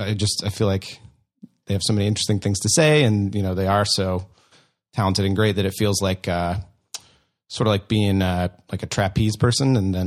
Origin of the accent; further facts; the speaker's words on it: Iowa, United States; I am from Iowa.